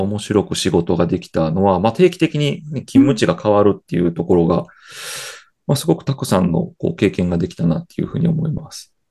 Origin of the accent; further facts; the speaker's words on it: Kyoto, Japan; 生まれも育ちも京都です。